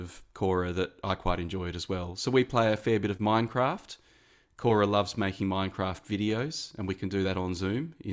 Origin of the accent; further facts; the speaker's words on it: Mandurah, Western Australia, Australia; also born or lived in Perth; now in Sydney, Australia; I'm originally from Mandurah in Western Australia, a city about an hour south of Perth.